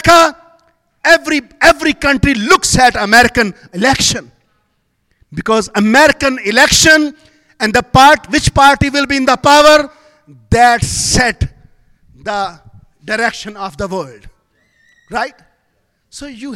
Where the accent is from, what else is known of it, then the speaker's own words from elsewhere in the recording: Pakistan; I'm from Pakistan